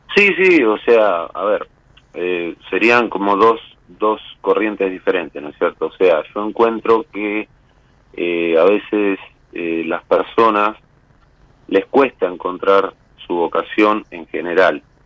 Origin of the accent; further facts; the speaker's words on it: Nueve de Julio, Buenos Aires Province, Argentina; now in Bahía Blanca, Argentina; soy nacido el 9 de julio, vivo en la ciudad de Bahía Blanca.